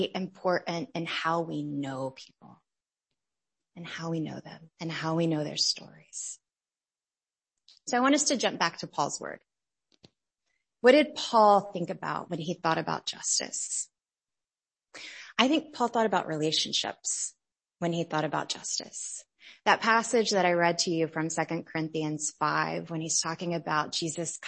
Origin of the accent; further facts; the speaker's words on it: United States; growing up in America